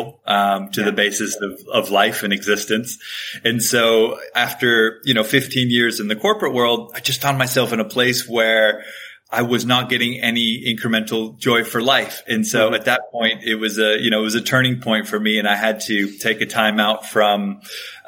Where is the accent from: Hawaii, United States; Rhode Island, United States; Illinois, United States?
Hawaii, United States; I grew up in Hawaii